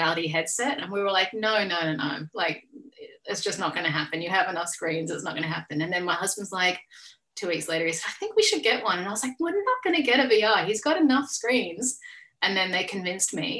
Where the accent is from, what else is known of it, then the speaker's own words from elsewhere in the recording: Australia; I'm an Australian artist.